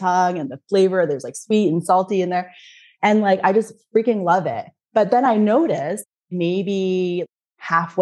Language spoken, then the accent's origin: English; Canada; now in Germany; I'm from Canada. Every time I come back to Germany where I live